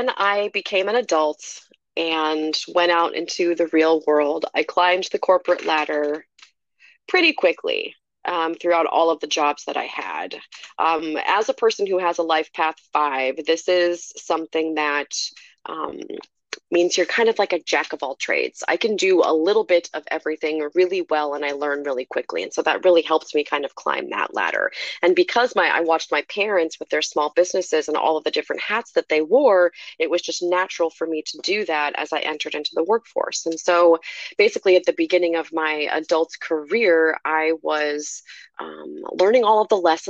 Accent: Iowa, United States; I was born and raised in Iowa

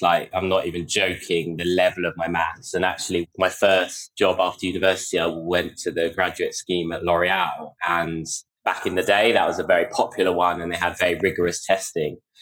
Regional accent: London, United Kingdom; I grew up in North London

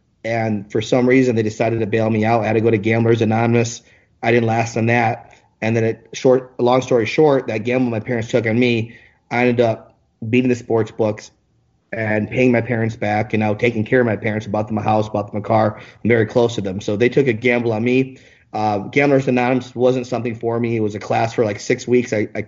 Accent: Michigan, United States; born there; also born or lived in Ann Arbor / Hawaii; now in Las Vegas, United States; I was born actually in Michigan, spent some time in Ann Arbor, Michigan, and I lived in Hawaii. And then from Hawaii, because my mom's from Hawaii, I moved to Vegas in 2001.

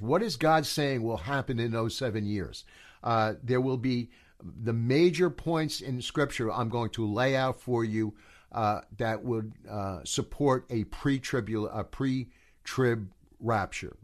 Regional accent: United States; also born or lived in New Jersey / Colorado; I am from America

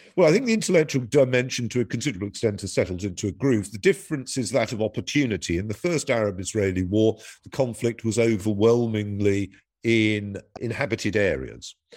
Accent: United Kingdom; my country, Britain

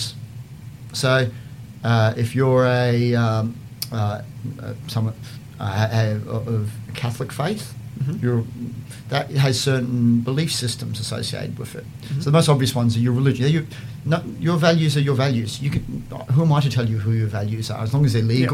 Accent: Queensland, Australia; also born or lived in Boston / London; I grew up in Queensland

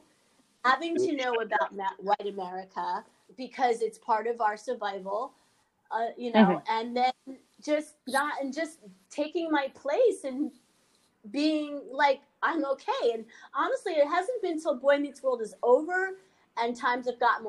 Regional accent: New York, United States; my background is I grew up in New York. I was mostly around Black families, but I went to an all-Jewish, very high-end private school called Horace Mann.

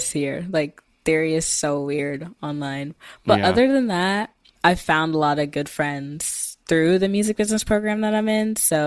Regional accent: Mesquite, Texas, United States; moved away as an adult; now in New York, United States; I am originally from Texas, Dallas, Texas area, but more specifically a city called Mesquite

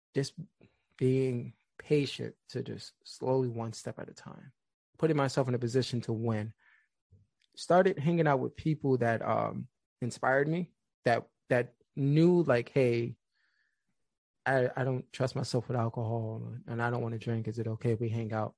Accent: New York City, New York, United States; Being from the Bronx

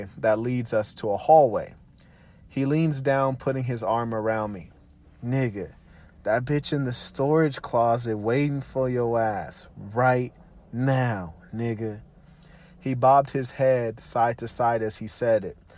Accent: Pasadena, California, United States; where I grew up near Raymond and Woodbury

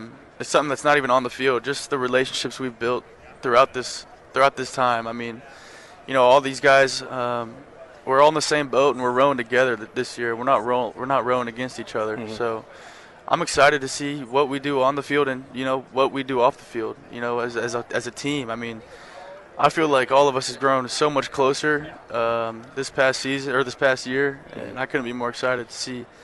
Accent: Texas, United States; obviously, growing up in Texas, you wanted to end up playing the last game of the season here.

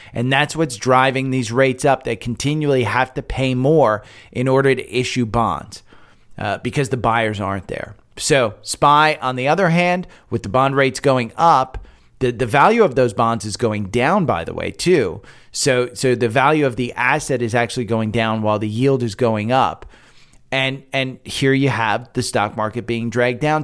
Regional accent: United States; now in Atlanta, United States; I'm from Jersey, from New York

